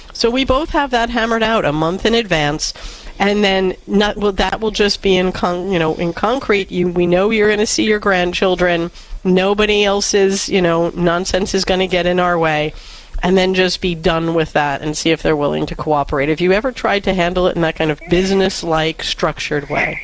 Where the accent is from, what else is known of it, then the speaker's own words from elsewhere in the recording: New York City, New York, United States; Back when I grew up in New York City